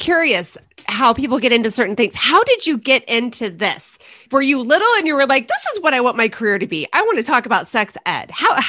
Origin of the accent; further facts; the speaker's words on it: Midwest, United States; I grew up in the Midwest.